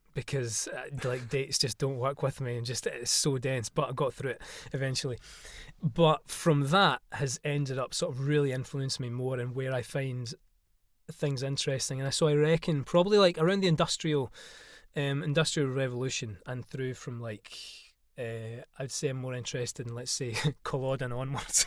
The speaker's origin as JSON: {"language": "English", "area": "Isle of Arran", "region": "Scotland", "country": "United Kingdom", "tie": "born or raised there", "moved": "yes", "lives_now": "London, United Kingdom", "said": "I am from the Isle of Arran off Scotland's west coast"}